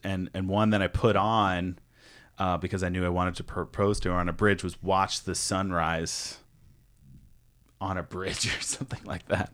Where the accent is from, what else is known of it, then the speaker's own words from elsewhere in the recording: East Coast, United States; moved away; also born or lived in New York; I'm from the East Coast